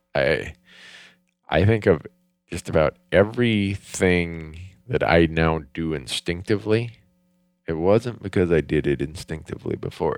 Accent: Minnesota, United States; I grew up in Minnesota

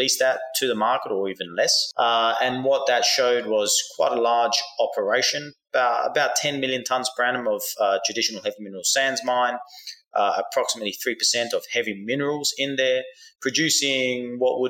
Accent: Australia; now in United States; I grew up in Australia, but I live in the United States now.

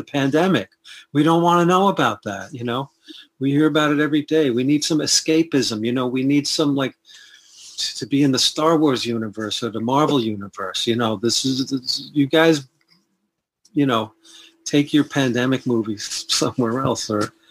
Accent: New York City, New York, United States; I'm from the Bronx, and that's part of New York City. And I had a Catholic upbringing

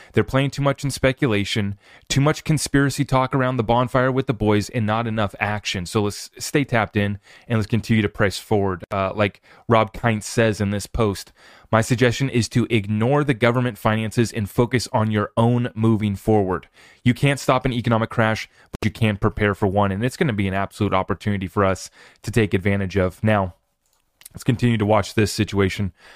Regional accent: United States; as an American who's under attack by his government

